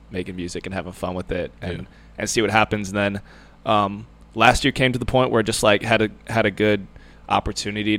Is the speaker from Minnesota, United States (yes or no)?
yes; Andover, Minnesota, United States; moved away as an adult; now in Charleston, South Carolina, United States; I grew up in Andover, Minnesota.